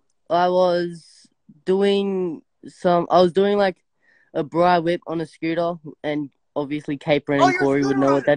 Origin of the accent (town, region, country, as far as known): Australia